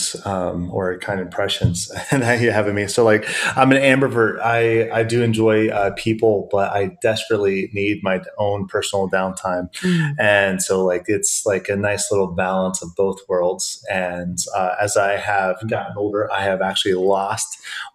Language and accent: English; Iowa, United States; also born or lived in Western Pennsylvania; now in Pennsylvania, United States; So I grew up in the Midwest in the lovely state of Iowa.